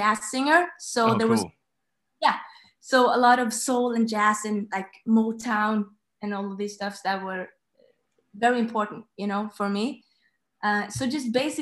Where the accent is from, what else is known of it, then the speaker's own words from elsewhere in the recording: Norway; I'm 27 years old and I'm from Norway